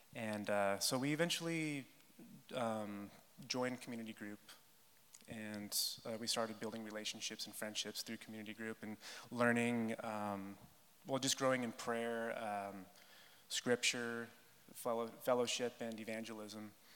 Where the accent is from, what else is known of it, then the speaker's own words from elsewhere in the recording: California, United States; I was from California